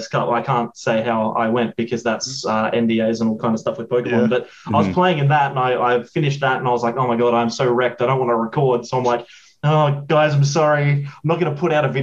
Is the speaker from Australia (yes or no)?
yes; South Australia, Australia; I'm from Australia, originally from South Australia, which is in between, like smack bang in the middle of the continent